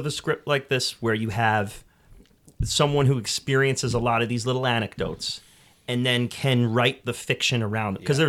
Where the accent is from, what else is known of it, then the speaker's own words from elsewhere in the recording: New York, United States; I'm from New York. The Big Apple.